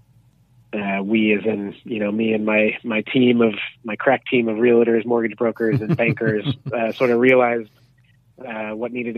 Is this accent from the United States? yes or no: yes; United States; now in Canada; I'm from America